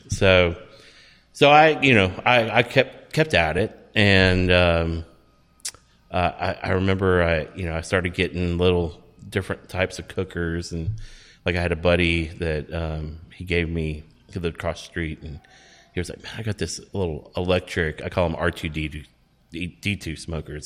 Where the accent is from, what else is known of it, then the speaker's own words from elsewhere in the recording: Texas, United States; we grew up in Texas